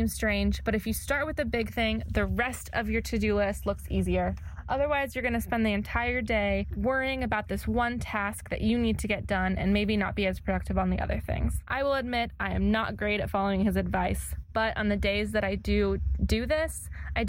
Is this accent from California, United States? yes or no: yes; California, United States; moved away as an adult; also born or lived in Indiana; now in Missouri, United States; I went to grad school in Indiana, and I am originally from California